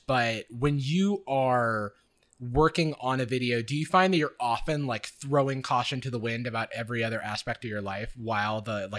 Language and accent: English; Florida, United States; moved away; I grew up in Florida. And I knew from a very early age that I would leave Florida and never return